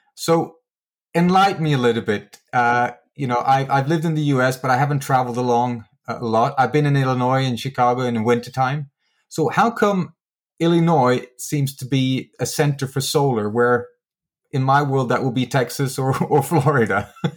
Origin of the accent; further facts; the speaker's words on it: Sweden; my home country, which is Sweden